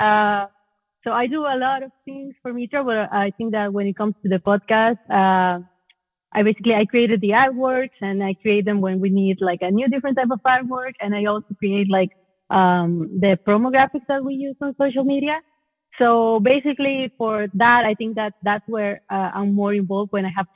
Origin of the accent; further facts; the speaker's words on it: Venezuela; moved away as an adult; now in Argentina; I'm living in Argentina, but I'm originally from Venezuela